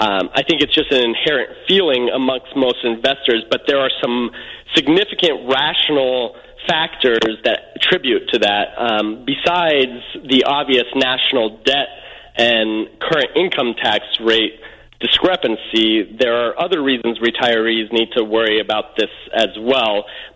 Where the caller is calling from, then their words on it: Hollywood, California, United States; Yes, I'm calling from Hollywood, California.